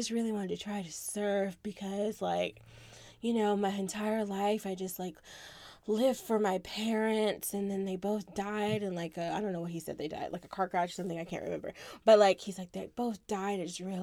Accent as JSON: {"language": "English", "region": "Florida", "country": "United States", "tie": "born or raised there", "said": "It's cool being a Florida kid"}